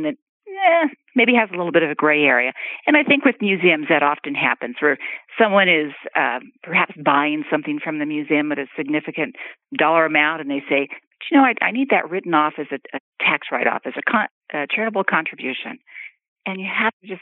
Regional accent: Southern California, United States; I grew up in Southern California car culture

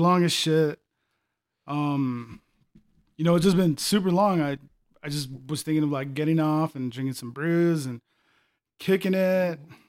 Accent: Las Cruces, New Mexico, United States; born there; Well, I was born here in Las Cruces, New Mexico. Both my parents are from Mexico

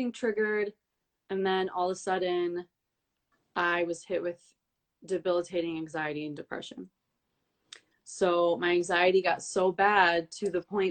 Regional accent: Detroit, Michigan, United States; moved away as an adult; also born or lived in New York / Montenegro (ancestry); I'm from Detroit. I was born and raised in Detroit, but I moved to New York for like 6 years

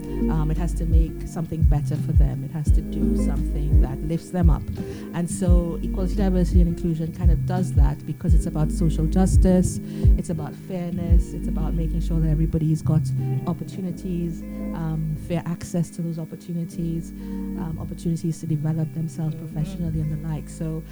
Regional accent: Canada; moved away as an adult; also born or lived in Trinidad and Tobago; now in United Kingdom; I was born in Trinidad. And I did my high school in Canada. And then I came here at 21 to the UK to study nursing.

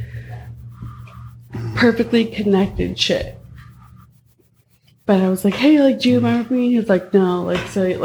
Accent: Palm Springs, California, United States; moved away as an adult; also born or lived in Santa Cruz / San Diego / Rhode Island; I'm from the Palm Springs area.

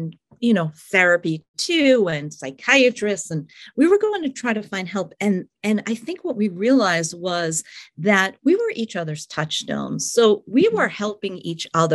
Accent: Long Island, New York, United States; moved away as an adult; now in Columbus, United States; I'm a New York City girl. I grew up on Long Island and lived in New York City for many, many years

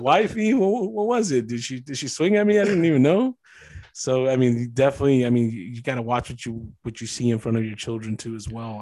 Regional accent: East Side, California, United States; growing up in the East Side

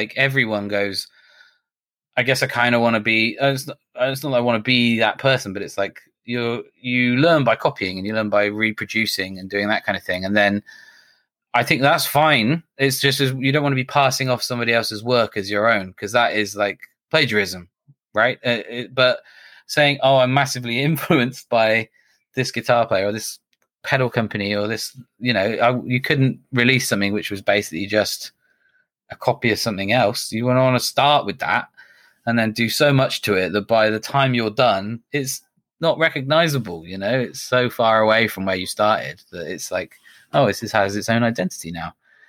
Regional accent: United Kingdom; we're British, so we get to say we're the first British company doing that.

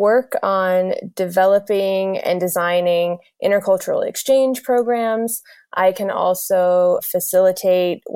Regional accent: South Carolina, United States; also born or lived in Greece; I am from the US. I grew up in South Carolina, but my parents are both immigrants from Greece

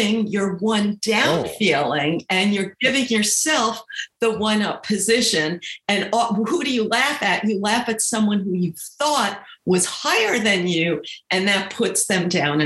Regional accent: New York, United States; I grew up in New York

